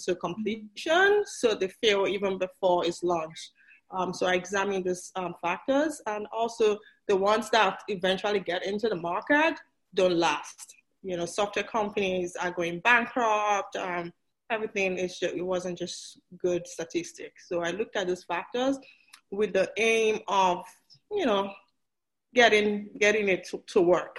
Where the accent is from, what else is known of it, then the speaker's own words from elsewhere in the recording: Nigeria; moved away as an adult; also born or lived in Port Harcourt; I was born in Nigeria. I went to college in Nigeria. I got my PhD in Nigeria